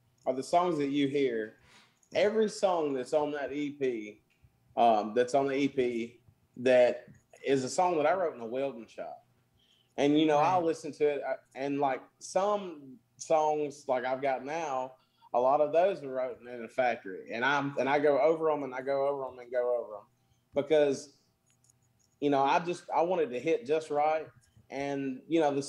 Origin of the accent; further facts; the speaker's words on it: Mooreville, Mississippi, United States; I'm known around my hometown. Well, I'm known around Morville, Mississippi, over by about 5 miles from Tupelo